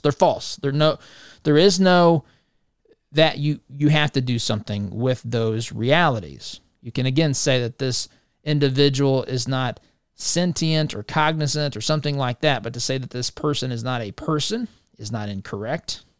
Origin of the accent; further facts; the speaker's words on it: Indiana, United States; the state of Indiana, my home state